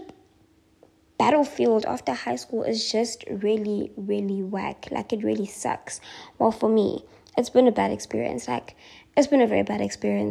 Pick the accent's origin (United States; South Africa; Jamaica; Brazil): South Africa; Durban, KwaZulu-Natal; I am not moving from my hometown. I am not doing that. And I asked for a transfer, and they transferred me back to Durban